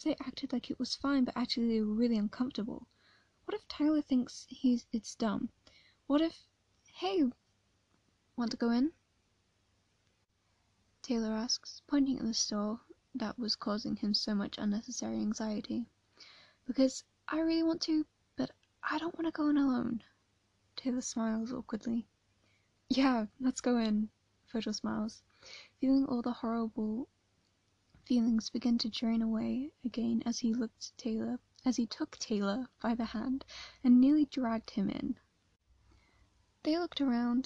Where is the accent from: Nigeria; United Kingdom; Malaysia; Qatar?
United Kingdom; England; I'm from England